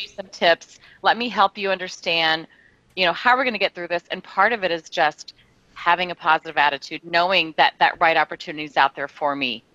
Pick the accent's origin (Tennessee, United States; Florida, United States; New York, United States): Tennessee, United States; moved away as an adult; also born or lived in Louisiana / Texas; now in San Diego, United States; I was born in Louisiana, grew up in Tennessee, yeah. moved to San Diego when I was 19